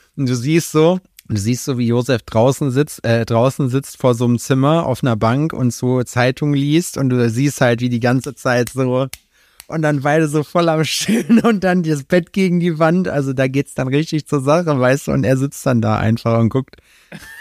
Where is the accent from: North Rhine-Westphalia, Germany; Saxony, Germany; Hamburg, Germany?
North Rhine-Westphalia, Germany; Glör dam; moved away; die Staumauer an der Glör, da wo ich herkomme